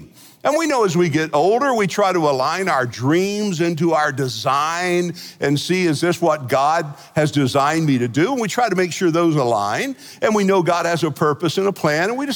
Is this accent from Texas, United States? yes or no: yes; Fort Worth, Texas, United States; growing up in Fort Worth